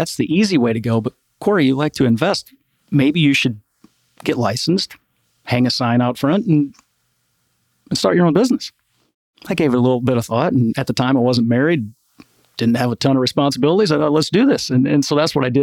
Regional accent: Midwest, United States; I'm from the Midwest, small town

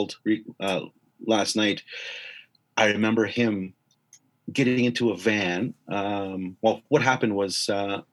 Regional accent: White Bear First Nation, Saskatchewan, Canada; moved away as an adult; also born or lived in Indian Head, Saskatchewan; I grew up in White Bear, most of my life after that.

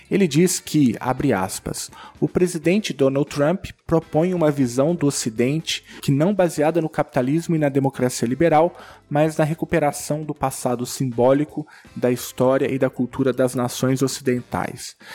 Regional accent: Brazil; Bom, eu sou brasileiro e não estou apoiando a construção de muro algum.

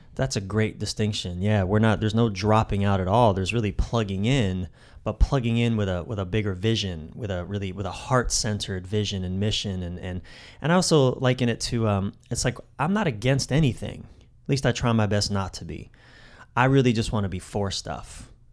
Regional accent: East Coast, United States; I'm from the East Coast.

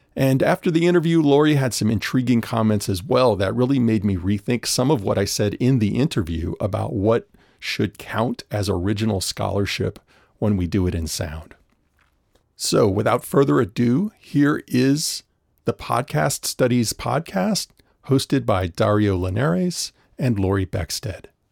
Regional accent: New Orleans, Louisiana, United States; I grew up in New Orleans, which is just such a musically rich place

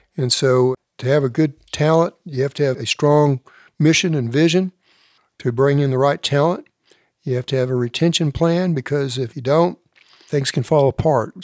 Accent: Elk City, Oklahoma, United States; my hometown of Elk City was a premier, Elk City, Oklahoma

